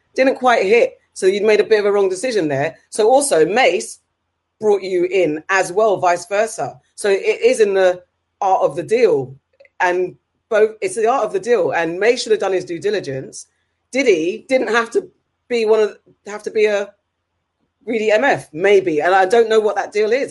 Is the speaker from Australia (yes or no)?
no; United Kingdom; as a British citizen